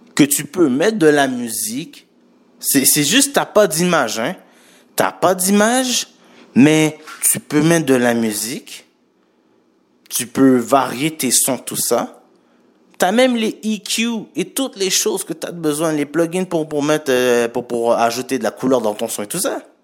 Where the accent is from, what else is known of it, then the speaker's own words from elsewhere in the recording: Montreal, Quebec, Canada; Je suis né à Montréal et je suis d'origine haïtienne